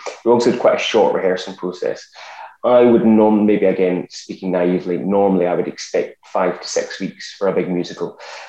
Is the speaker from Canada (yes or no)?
no; Scotland, United Kingdom; accent: Scottish; So when I rocked up being Scottish